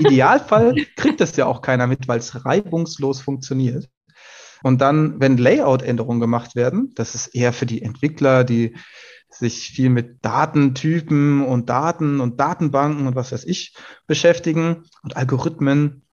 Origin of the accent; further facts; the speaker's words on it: Hessian Bergstraße, south of Frankfurt, Hesse, Germany; meiner Heimat südlich von Frankfurt an der hessischen Bergstraße